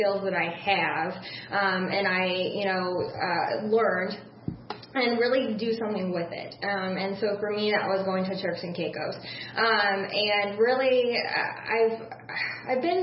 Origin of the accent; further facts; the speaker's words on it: Metamora, Illinois, United States; born and raised in Metamora